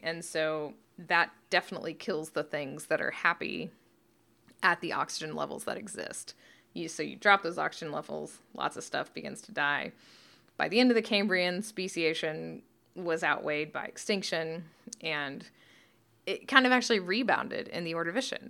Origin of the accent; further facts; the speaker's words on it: Canada; I'm Canadian